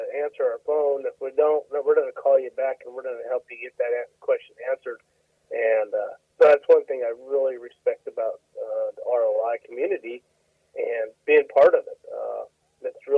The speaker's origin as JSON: {"language": "English", "region": "Colorado", "country": "United States", "tie": "born or raised there", "moved": "as an adult", "lives_now": "McAlester, United States", "said": "I was born and raised in 7 generations in Colorado"}